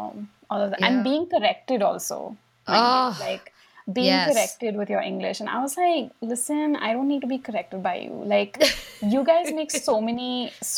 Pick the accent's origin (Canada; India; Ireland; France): India; also born or lived in New York City, United States; we as Indian kids